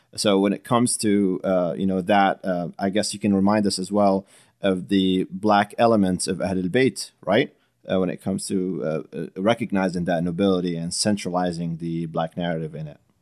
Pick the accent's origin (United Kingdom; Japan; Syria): Syria; also born or lived in Middle East; now in United States; I grew up in Syria